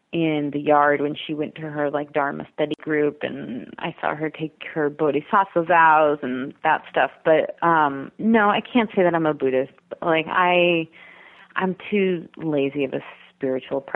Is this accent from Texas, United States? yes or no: no; Cape Cod, Massachusetts, United States; moved away; I was raised on Cape Cod, which is a really beautiful, magical place that I totally didn't appreciate until I left it